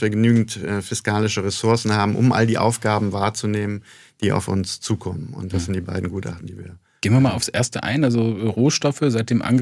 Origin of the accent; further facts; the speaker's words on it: Bremen, Germany; moved away as an adult; also born or lived in United States; now in Mannheim, Germany; Norddeutschland, ich komme ursprünglich aus Bremen. Ähm, aber wie es gute Bremer Tradition ist, geht man in die Welt hinaus.